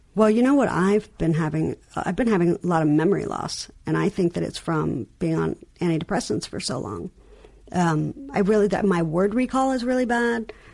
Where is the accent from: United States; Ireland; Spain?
United States; New York; accent: New York; my New York accent